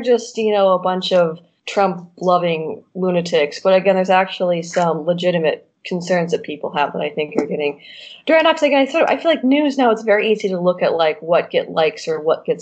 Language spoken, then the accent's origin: English; Michigan, United States; now in Poland; my home state